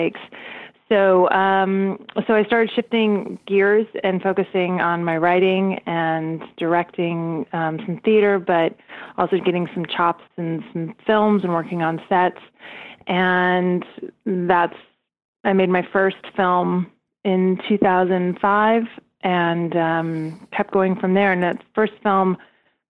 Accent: Southern California, United States; moved away; also born or lived in New York City; I grew up in Southern California

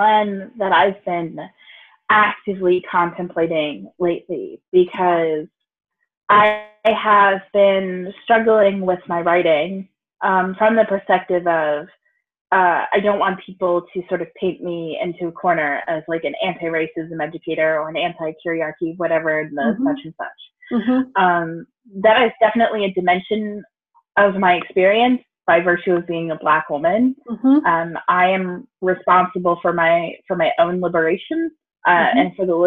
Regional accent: Deep South, United States; white lesbian parents in the early 90s in the Deep South

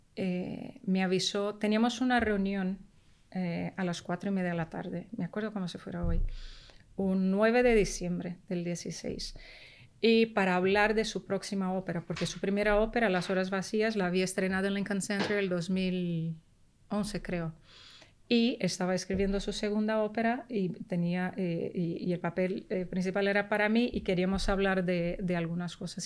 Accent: Rio de Janeiro, Brazil; first language Portuguese; Spanish is a second language; also born or lived in New York; now in Spain; yo nací en Brasil pero mi familia paterna, exiliada cubana, de raíces muy profundamente españolas. Y entonces yo me siento, eh, crecí en una pequeña Habana en Río de Janeiro

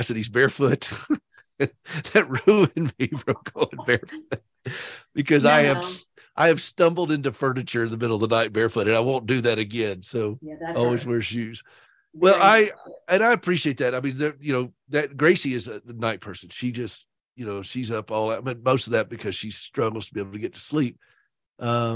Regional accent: Upstate South Carolina, United States; I am from that state, but I'm from the upstate of South Carolina

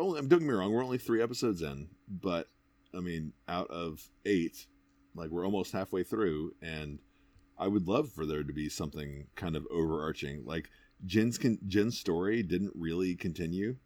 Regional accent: United States; I am an American through and through

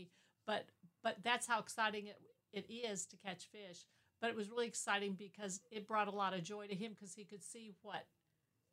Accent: St. Louis, Missouri, United States; moved away as an adult; also born or lived in Poplar Bluff, Missouri; I was born and raised in St. Louis.

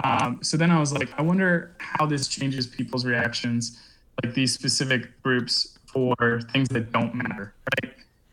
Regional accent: Kansas, United States; moved away; also born or lived in Chicago; So I come from Kansas, and when I got to Chicago

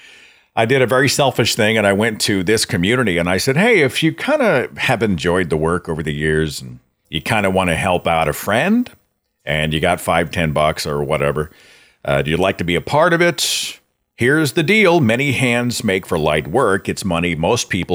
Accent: Tulsa, Oklahoma, United States; my hometown of Tulsa

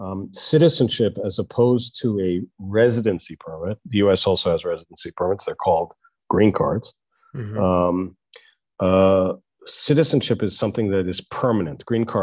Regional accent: Canada; also born or lived in United States / Israel; I was born in the States, and my parents just took me as a five-year-old to Israel, and I got citizenship in Israel. And then they took me as a 10-year-old to Canada, and so I got Canadian citizenship.

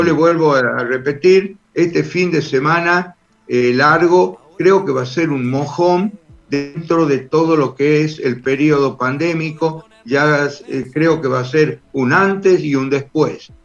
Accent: Tucumán, Argentina; yo soy de Tucumán

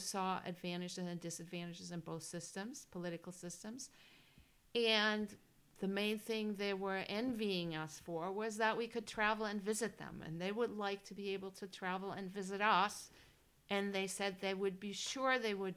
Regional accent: Germany; first language German; English is a second language; moved away; also born or lived in California; And born and raised in Germany. And so I speak German, obviously.

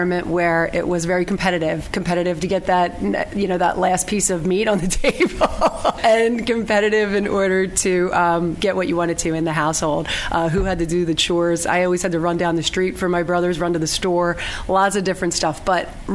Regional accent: Colwyn, Pennsylvania, United States; I'm from Colwyn, a small borough right outside of Southwest Philadelphia, blue collar, and grew up in a twin house there

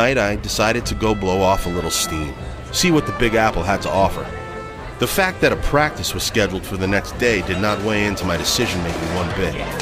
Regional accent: Dryden, Ontario, Canada; We grew up in Dryden, a small mill town in northwestern Ontario, 400 kilometers east of Winnipeg.

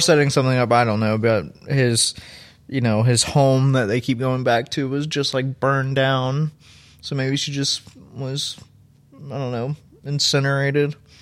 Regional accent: Louisville, Kentucky, United States; I grew up in Louisville

